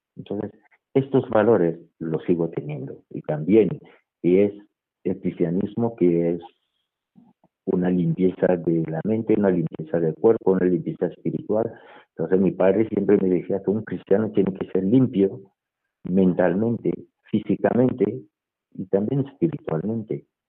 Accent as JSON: {"language": "Spanish", "town": "Douala", "region": "Littoral", "country": "Cameroon", "tie": "born or raised there", "moved": "yes", "lives_now": "Madrid, Spain", "said": "yo nací en la ciudad de Douala, que es la capital económica de Camerún, y en un barrio del primer departamento que se llama Bali y crecí"}